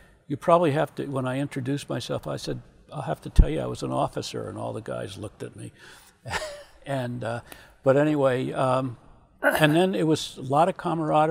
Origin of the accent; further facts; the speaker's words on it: Virginia, United States; I grew up in Virginia